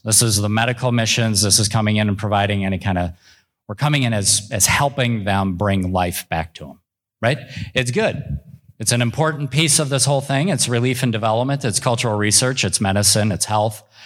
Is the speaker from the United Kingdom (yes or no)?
no; Minneapolis–Saint Paul, Minnesota, United States; I grew up in the Twin Cities